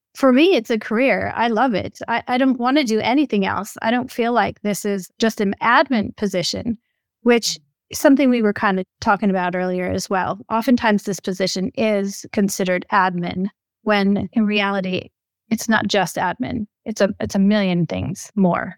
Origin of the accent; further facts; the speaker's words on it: Minnesota, United States; moved away; I'm originally from Minnesota